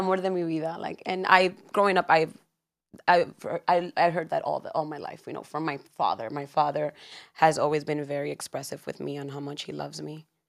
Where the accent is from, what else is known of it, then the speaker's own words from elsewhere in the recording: New York, United States; born in New York, born and raised in Washington Heights.